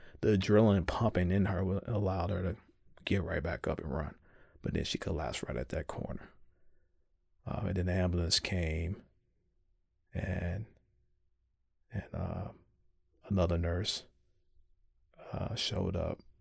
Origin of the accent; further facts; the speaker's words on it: Chicago, Illinois, United States; my hometown of Chicago